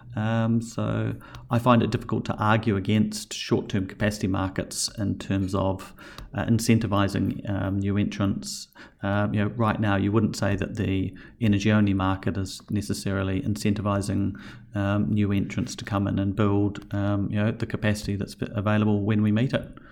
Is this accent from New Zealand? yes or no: yes; New Zealand; now in Australia; as a Kiwi